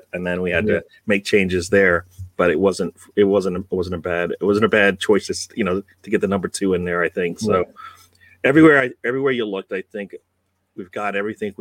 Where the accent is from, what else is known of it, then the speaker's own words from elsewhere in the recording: United Kingdom; now in United States; I am in USA, but I'm British born